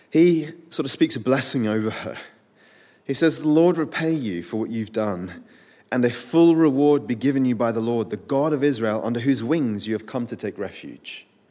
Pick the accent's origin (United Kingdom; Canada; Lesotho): United Kingdom; Winchester, South East England; I grew up in Winchester where There is a great ancient cathedral